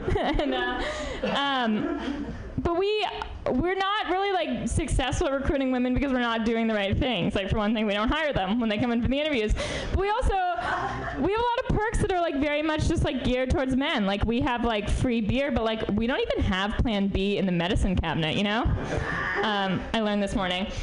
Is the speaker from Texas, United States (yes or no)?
no; New York, United States; now in San Francisco, United States; I'm from New York originally